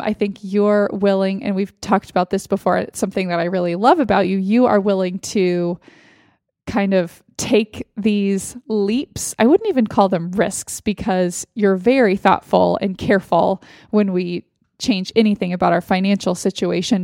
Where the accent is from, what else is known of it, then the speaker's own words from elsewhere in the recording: Austin, Texas, United States; moved away; in Austin, in my hometown.